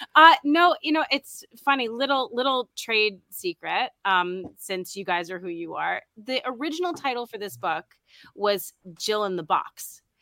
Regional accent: New York City, New York, United States; I'm from New York City

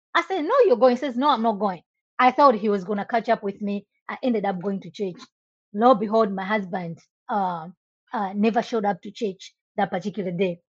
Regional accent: Malawi; moved away as an adult; now in United States; I was born and raised in Malawi. I moved to the US in 2006.

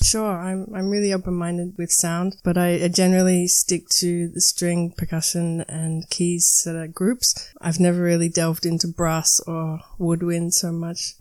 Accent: Melbourne, Victoria, Australia; moved away as an adult; also born or lived in Barcelona; now in Berlin, Germany; I'm a, eh, an Australian musician living in Berlin at the moment. I come from Melbourne, which is the second biggest city in Australia

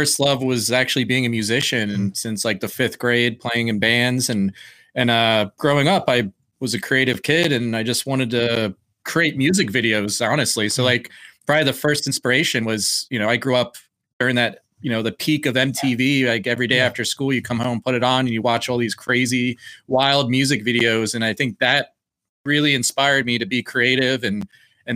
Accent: Blackwood, New Jersey, United States; I'm originally from South Jersey, just outside of Philadelphia

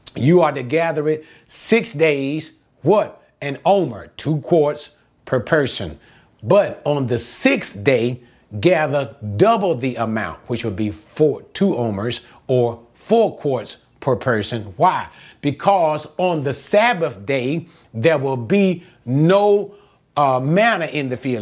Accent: United States; I am an American

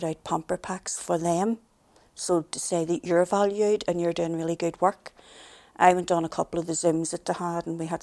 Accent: Belfast, Northern Ireland, United Kingdom; I was from the Woodfield area of the Shankill, and one of the sort of traditional things was, I was the youngest of nine

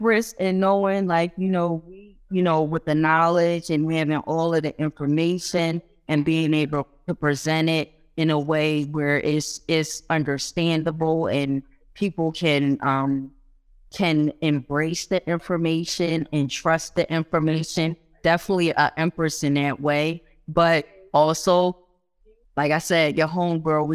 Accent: Philadelphia, Pennsylvania, United States; I grew up here in Philly. Although my family is from Guyana, I grew up here in Philly

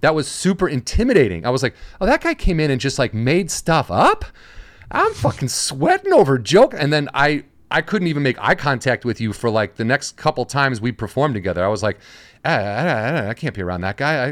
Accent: outside of Chicago, Illinois, United States; moved away; I'm from Illinois, so I'm from outside of Chicago

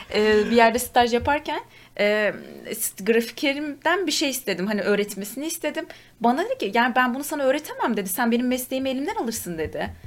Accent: Turkey; bir Türk olarak

